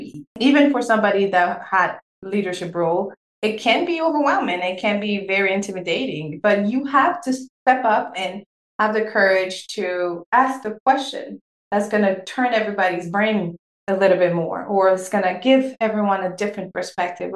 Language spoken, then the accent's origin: English; Senegal; born or raised there; first language French; English is a second language; moved away